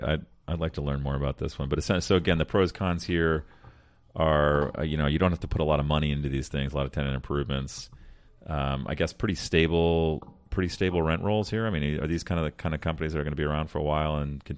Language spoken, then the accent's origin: English; Florida, United States; Shout out to Publix in my home state of Florida.